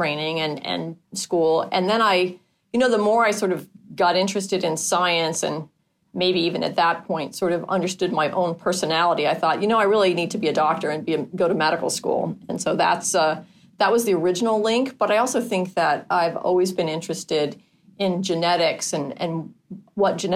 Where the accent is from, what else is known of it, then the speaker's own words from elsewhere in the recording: Palo Alto, California, United States; moved away as an adult; also born or lived in Seattle, Washington / New Haven, Connecticut / Boston, Massachusetts; now in East Coast, United States; So I actually was born in Palo Alto. Grew up mostly on the West Coast